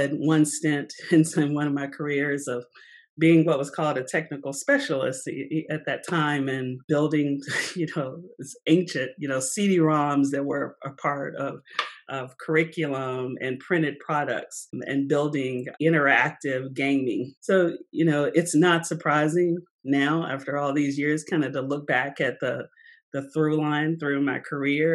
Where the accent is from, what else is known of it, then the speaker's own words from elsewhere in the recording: Nashville, Tennessee, United States; moved away as an adult; I am a native Nashvillean, more of a boomerang, but I grew up